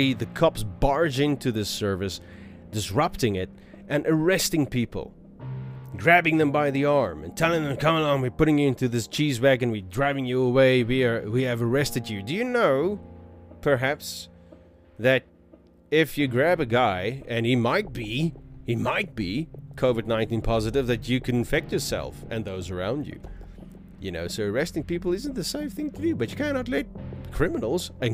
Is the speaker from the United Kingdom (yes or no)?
no; South Africa; I am from South Africa